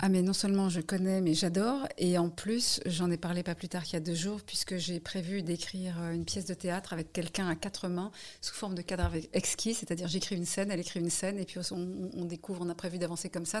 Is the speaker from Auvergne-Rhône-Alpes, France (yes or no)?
no; Paris, Île-de-France, France; also born or lived in United States; j'ai grandi à Paris. Euh, je n'ai pas grandi à côté de la Tour Eiffel, je précise. Donc j'ai grandi à Paris